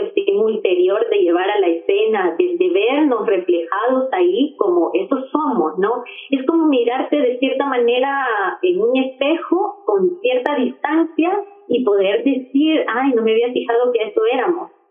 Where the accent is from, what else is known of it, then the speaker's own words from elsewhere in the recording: El Salvador; yo soy salvadoreña.